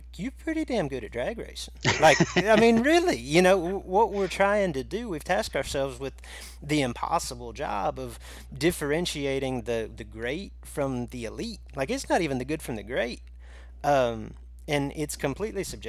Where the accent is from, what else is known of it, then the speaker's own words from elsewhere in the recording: Illinois, United States; my home state of Illinois